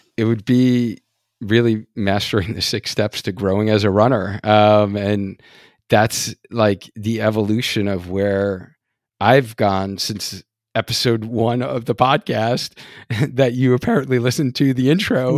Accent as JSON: {"language": "English", "region": "New York", "country": "United States", "accent": "New York", "moved": "yes", "said": "I was originally from New York, so we, like, have a whole different, like, dialect in New York"}